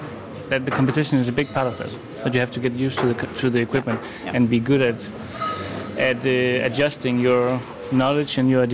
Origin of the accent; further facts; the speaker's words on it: Aarhus, Central Denmark Region, Denmark; I'm from Aarhus, roasting for La Capra Coffee Roasters.